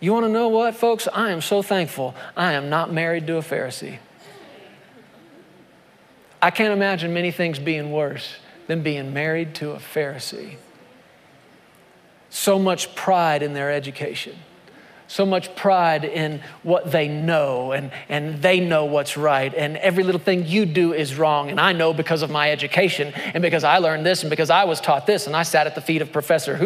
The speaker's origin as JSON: {"language": "English", "country": "United States", "said": "my identity as an American"}